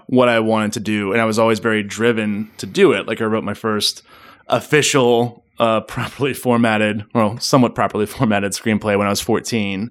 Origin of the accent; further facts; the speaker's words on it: Memphis, Tennessee, United States; also born or lived in Germantown, Tennessee; I was born in Memphis, Tennessee. Born and raised.